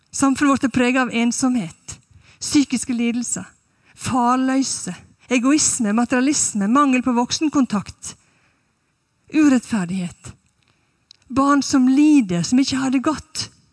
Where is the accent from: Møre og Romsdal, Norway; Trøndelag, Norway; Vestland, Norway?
Møre og Romsdal, Norway; Sunnmøre; moved away as an adult; now in Stavanger, Norway; Jeg er fra Sunnmøre